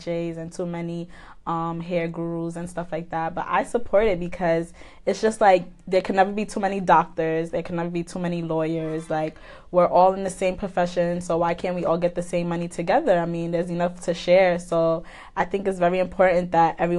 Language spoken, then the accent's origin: English; New York City, New York, United States; I'm from Brooklyn, East Flatbush to be exact